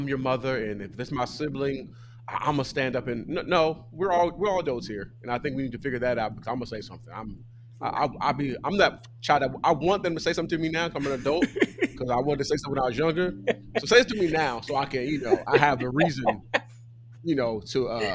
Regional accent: Pomona, California, United States; I'm from Southern California. I'm from Pomona

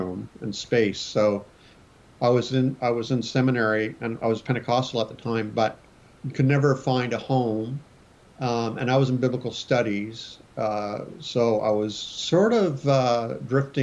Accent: Canada; also born or lived in Springfield, Missouri, United States; I'm Canadian. I live in Canada, but I went to Bible college in the United States, to Springfield, Missouri

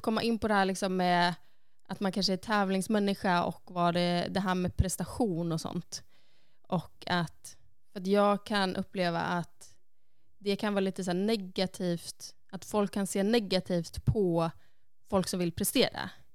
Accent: Sundsvall, Västernorrland County, Sweden; moved away as an adult; now in Iceland; då var jag hemma i Sundsvall

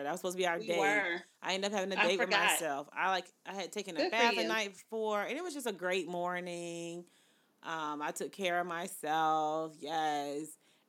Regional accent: the South, United States; But I was cooking like I'm from the South.

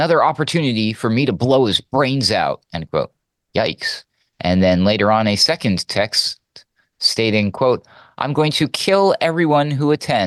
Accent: New Hampshire, United States; moved away; I was actually born and raised in New Hampshire

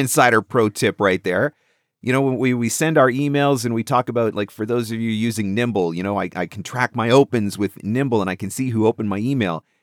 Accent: Canada; I'm Canadian.

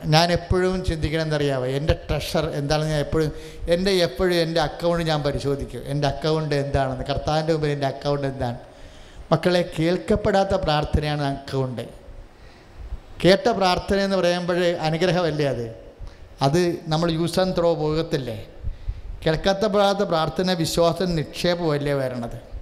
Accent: Kerala, India

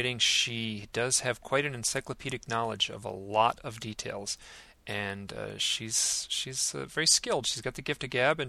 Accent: Idaho, United States; I'm from Idaho

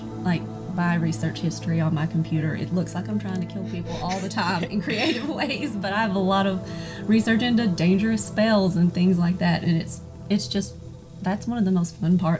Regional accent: Arkansas, United States; accent: Southern; you can probably tell from my accent that I am Southern and I'm from Arkansas. I've lived in the same small town for my entire life. It's got 300 people and thousands of cows.

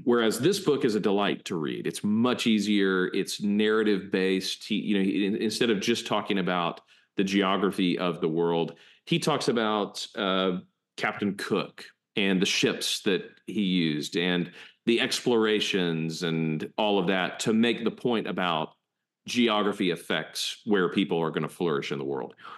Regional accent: United States; we're American

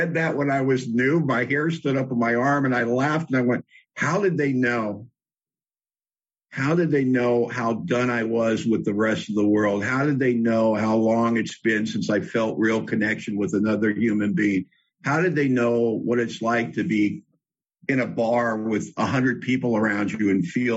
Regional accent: Los Angeles, California, United States; moved away as an adult; now in Bellingham, United States; I was born in L.A., born and raised in Hollywood specifically.

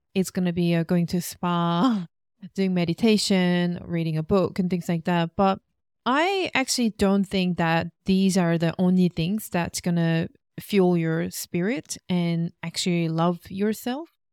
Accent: South Korea; moved away as an adult; also born or lived in Australia; Korean staple foods 'cause that reminds me of my hometown.

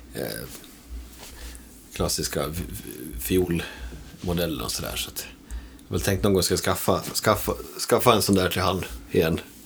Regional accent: Borlänge, Dalarna County, Sweden; moved away; also born or lived in Falun; Borlänge, eh, där växte jag upp på

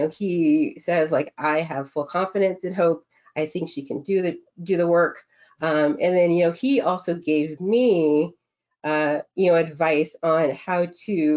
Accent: Minnesota, United States; I grew up in Minnesota

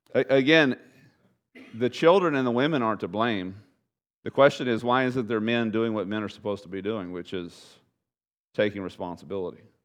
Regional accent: Bridge City, Texas, United States; my hometown was Bridge City. my hometown alma mater, high school, Bridge City

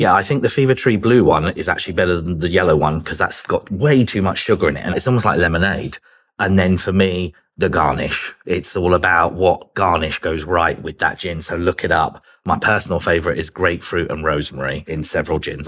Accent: Chichester, South East England, United Kingdom; accent: British; moved away as an adult; also born or lived in London; now in Los Angeles, United States; I'm originally from a place called Chichester in West Sussex

